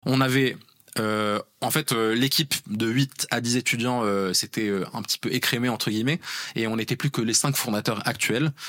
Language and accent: French; Rabat, Rabat-Salé-Kénitra, Morocco; moved away as an adult; also born or lived in Grenoble; j'ai grandi à Rabat au Maroc. j'ai passé toute mon enfance et adolescence.